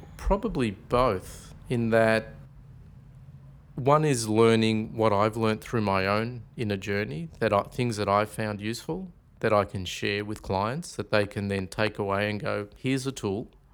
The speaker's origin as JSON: {"language": "English", "town": "Melbourne", "region": "Victoria", "country": "Australia", "tie": "born or raised there", "also_born_or_lived": "Carlton, Victoria / Lara, Victoria", "said": "I was actually born in Carlton at the old Royal Women's Hospital in sixty-three. So, I started off, um, I grew up in Northcote. And then at the age of nine, we actually, uh, moved out to Lara in the country, out near Geelong."}